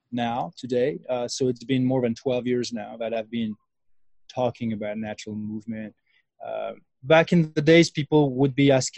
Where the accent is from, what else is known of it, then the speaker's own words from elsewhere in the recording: France; moved away as an adult; now in New Mexico, United States; I'm originally from France. And I moved to the U.S. about 10 years ago.